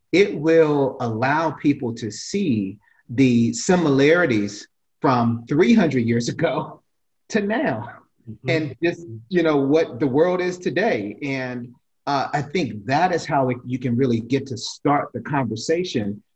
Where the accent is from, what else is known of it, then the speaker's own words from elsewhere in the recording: Alexandria, Virginia, United States; I'm from here. This right. is my hometown.